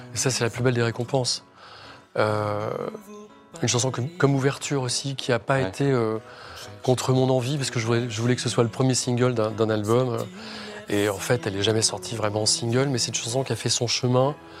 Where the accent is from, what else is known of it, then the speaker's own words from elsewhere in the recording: Rennes, Brittany, France; je suis de Rennes, ah. d'adoption, mais je suis arrivé à Rennes à l'âge de 8 ans